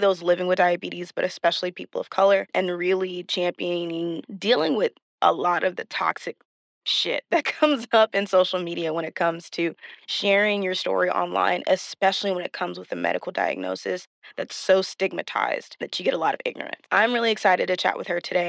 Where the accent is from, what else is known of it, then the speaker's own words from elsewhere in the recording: Texas, United States; We're both from Texas